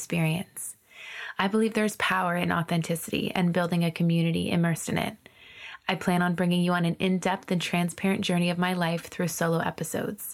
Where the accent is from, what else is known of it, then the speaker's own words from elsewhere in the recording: Ontario, Canada; moved away as an adult; also born or lived in Maritimes, Canada; I'm originally from Ontario and then I moved to the Maritimes when I was 22.